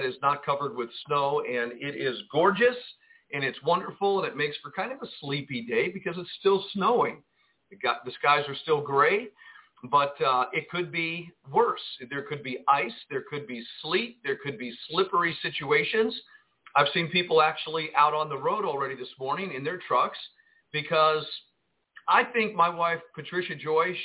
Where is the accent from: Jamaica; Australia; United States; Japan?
United States; Jersey City, New Jersey; now in Arkansas, United States; I grew up in Jersey City, New Jersey, and I've seen a lot of snow in my lifetime